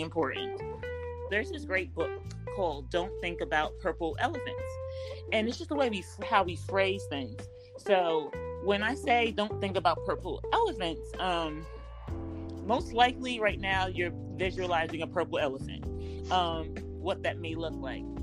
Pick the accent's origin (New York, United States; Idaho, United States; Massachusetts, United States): New York, United States; New York City; I'm from New York City